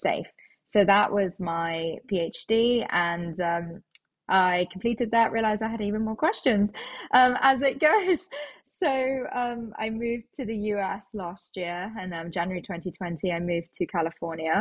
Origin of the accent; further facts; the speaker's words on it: London, United Kingdom; I am actually a born and bred Londoner.